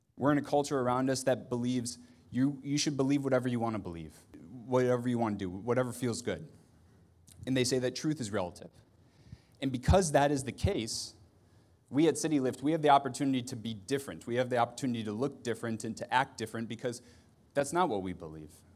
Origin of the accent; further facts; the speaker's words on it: Ohio, United States; I'm from Ohio